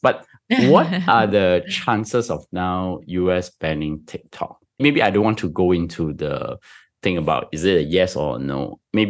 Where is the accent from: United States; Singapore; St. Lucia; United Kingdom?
Singapore; I'm Singaporean, come on.